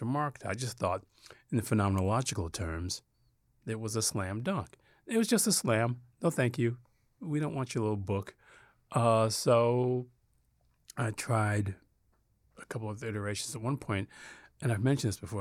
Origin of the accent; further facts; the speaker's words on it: Detroit, Michigan, United States; growing up in Detroit